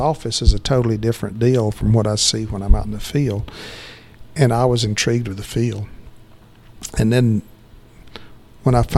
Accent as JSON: {"language": "English", "town": "Conyers", "region": "Georgia", "country": "United States", "tie": "born or raised there", "said": "I grew up right outside of Atlanta in Conyers"}